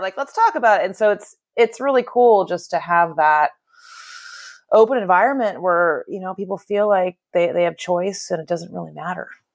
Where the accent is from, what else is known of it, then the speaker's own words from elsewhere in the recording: Bay Area, California, United States; I'm one of the, I guess I'm told, rare, born and raised in the Bay Area natives.